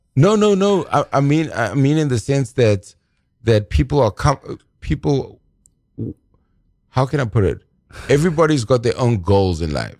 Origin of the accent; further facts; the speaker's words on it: South Africa; I'm from South Africa